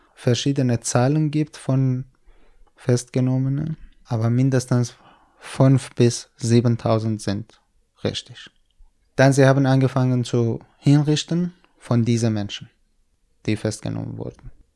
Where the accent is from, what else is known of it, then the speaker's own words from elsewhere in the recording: Kurdistan, Iran; German is a second language; moved away as an adult; also born or lived in Hamedan, Iran; now in Berlin, Germany; Ich bin in Kurdistan geboren und aufgewachsen.